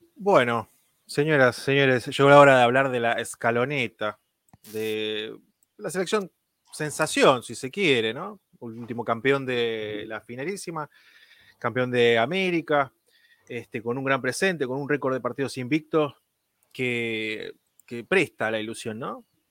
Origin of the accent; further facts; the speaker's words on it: Argentina; como argentino